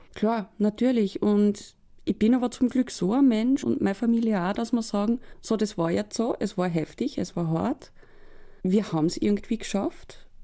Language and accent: German; Upper Austria, Austria; bei uns in Oberösterreich